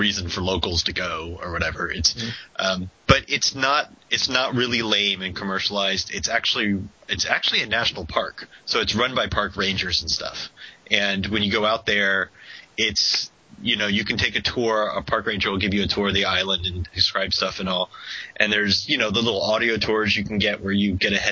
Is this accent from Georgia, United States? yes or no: no; Florida, United States; also born or lived in Vermont / San Francisco Bay Area; now in San Francisco, United States; I'm an import. I grew up in Florida, and then I lived in Vermont for a while